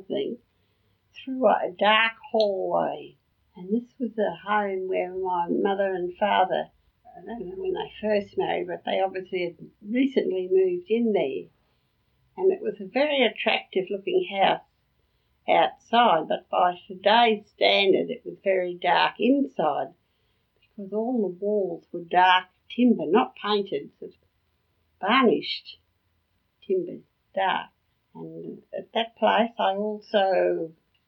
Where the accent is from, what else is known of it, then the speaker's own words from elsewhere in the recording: Brisbane, Queensland, Australia; growing up in that house at Yeronga